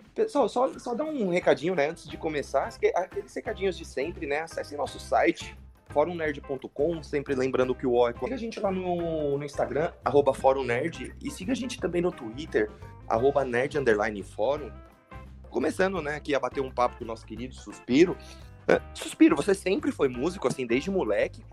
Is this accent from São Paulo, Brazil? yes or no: yes; São Paulo, Brazil; eu que sou de São Paulo